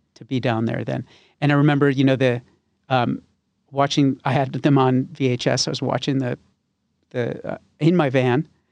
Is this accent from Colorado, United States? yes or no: no; West Hartford, Connecticut, United States; also born or lived in Glastonbury; now in Nashville, United States; I was born in Hartford and I grew up in West Hartford and Glastonbury